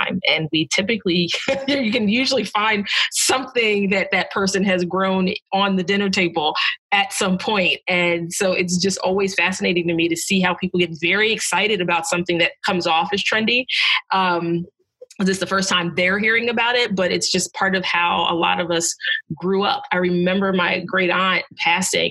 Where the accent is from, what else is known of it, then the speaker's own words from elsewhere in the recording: New Jersey, United States; I grew up in South Jersey, just right outside of Philadelphia, and then I moved back there a few years ago